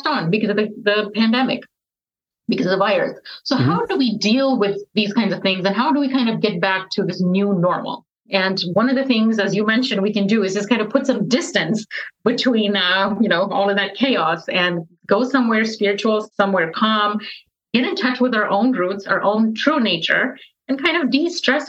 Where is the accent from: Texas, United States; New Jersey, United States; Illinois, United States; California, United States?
Texas, United States; I'm from Texas